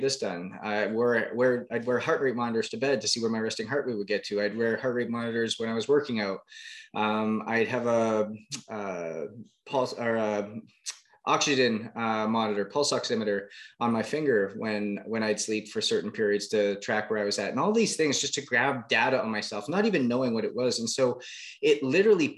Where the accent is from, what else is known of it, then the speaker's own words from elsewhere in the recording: Canada; now in New York, United States; growing up in Canada, was playing hockey just like everybody else.